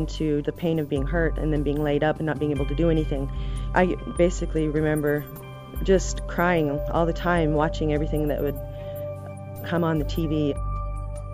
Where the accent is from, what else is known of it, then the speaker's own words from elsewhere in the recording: Montana, United States; I am from Montana